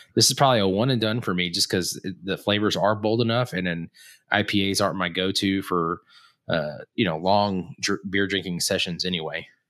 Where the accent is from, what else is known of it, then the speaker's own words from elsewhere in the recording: Texas, United States; moved away; also born or lived in Tulsa area, Oklahoma; I lived in Texas until my parents got a divorce, uh, and then my dad, m, my dad's originally from the Tulsa area, so we moved back to that, that area in general